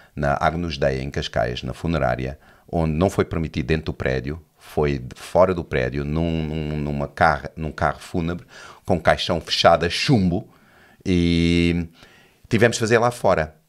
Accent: Johannesburg, Gauteng, South Africa; born or raised there; Portuguese is a second language; moved away as an adult; also born or lived in Lisbon, Portugal; now in Portugal

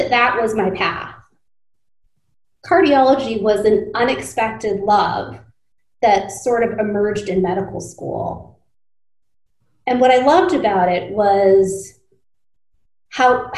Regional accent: United States; growing up as a first generation American, I would spend a lot of time traveling back and forth between India when we were on summer vacation, and then spending the school year here

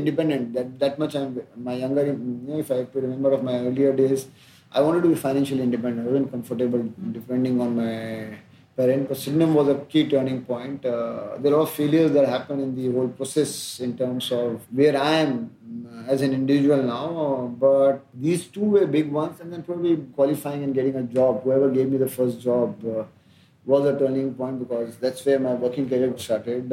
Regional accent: Ujjain, Madhya Pradesh, India; born or raised there

